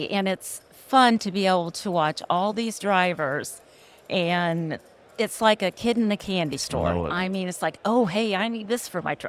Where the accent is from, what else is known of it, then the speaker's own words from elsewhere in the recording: Platte City, Missouri, United States; I'm from Platte City, Missouri, which is it's in Kansas City in the up north right by the airport.